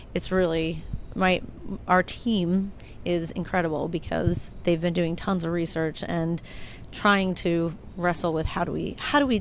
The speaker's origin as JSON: {"language": "English", "country": "United States", "said": "I am American"}